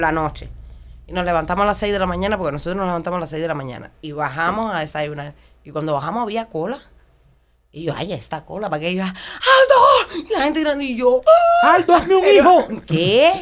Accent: Cuba; moved away as an adult; los que venimos de Cuba

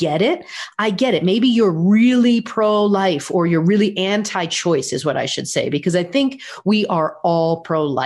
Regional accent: United States; I'm an American and I am proud of this country.

